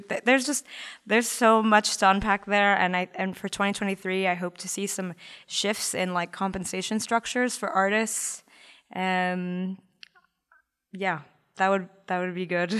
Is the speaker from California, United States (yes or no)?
no; Baltimore, Maryland, United States; I'm, I'm from Baltimore